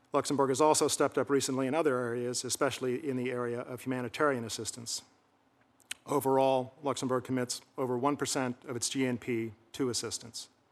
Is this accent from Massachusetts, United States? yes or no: yes; Hamilton, Massachusetts, United States; my hometown of Hamilton, Massachusetts